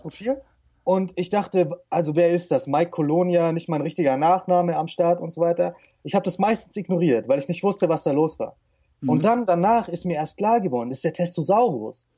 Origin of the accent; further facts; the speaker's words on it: St. Georgen im Schwarzwald, Baden-Württemberg, Germany; moved away; Stadt nennt sich St. Georgen im Schwarzwald